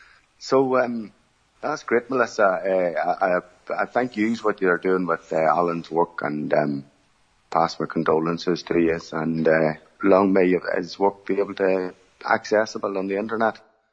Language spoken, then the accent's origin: English; Newry, Northern Ireland, United Kingdom; also born or lived in Bessbrook, County Armagh; I have a brother and sister. I'm 45 years of age, and I'm from Newry, Northern Ireland, or County Down.